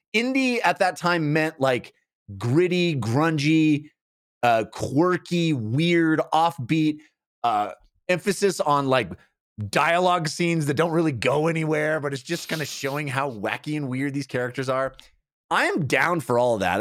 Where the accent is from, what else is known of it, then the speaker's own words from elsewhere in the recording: Bay Area, California, United States; growing up in the Bay Area